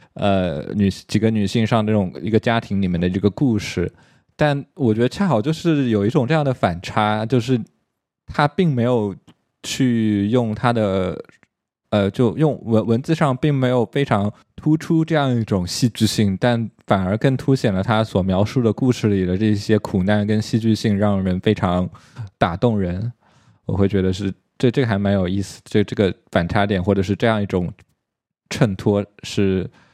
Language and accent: Chinese; China; 我们作为中国人